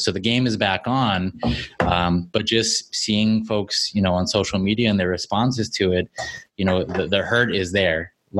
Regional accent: El Paso, Texas, United States; moved away; I'm reading from the El Paso Times, right? I'm reading from like the New York Times about my hometown, and I'm not there.

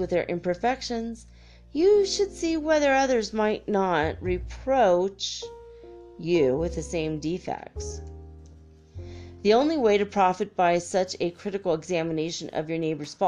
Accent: Ireland; being redhead Irish person

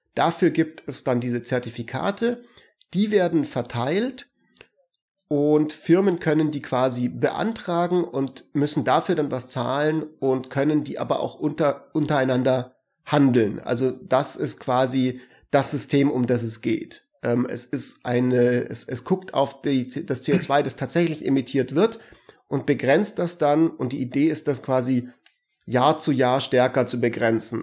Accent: Germany; bei uns in Deutschland

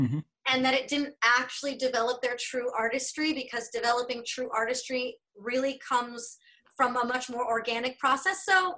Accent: Denver, Colorado, United States; moved away as an adult; also born or lived in Los Angeles; now in Central Texas, United States; I spent, you know, my whole young life growing up in Denver.

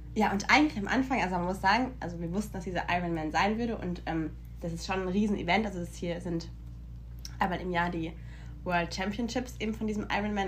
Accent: Germany; now in United States; bei uns in Deutschland

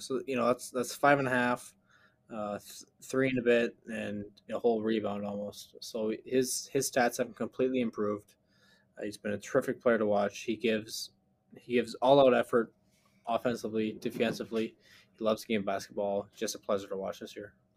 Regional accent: Canada; as a Canadian

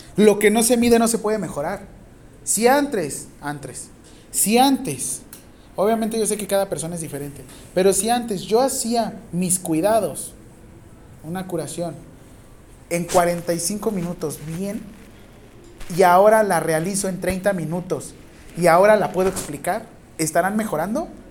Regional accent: Mexico; Cuántos mexicanos somos en México

